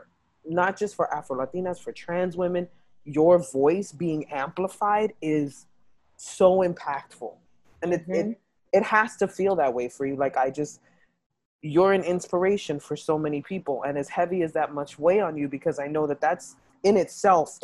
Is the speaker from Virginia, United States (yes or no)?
no; New York City, New York, United States; I grew up in the South Bronx